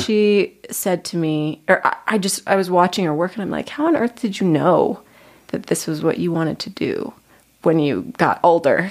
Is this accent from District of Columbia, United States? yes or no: no; Lehi, Utah, United States; I am originally from Lehi, Utah.